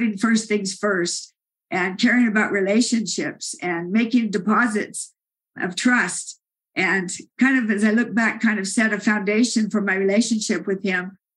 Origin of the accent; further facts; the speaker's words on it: Salt Lake City, Utah, United States; I'm from Salt Lake City